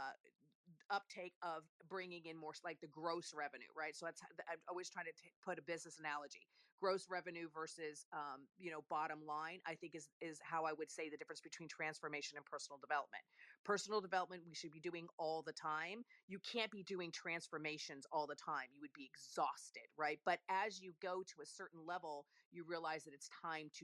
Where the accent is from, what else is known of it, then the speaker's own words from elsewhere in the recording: Italy; moved away; I'm Italian. I was born and raised in Italy